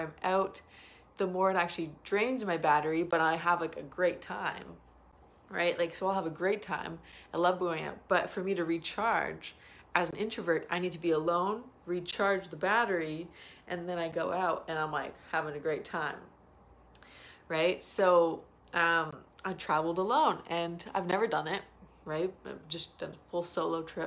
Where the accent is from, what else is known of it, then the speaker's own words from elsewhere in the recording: Toronto, Ontario, Canada; I'm from Toronto. I'm in BC.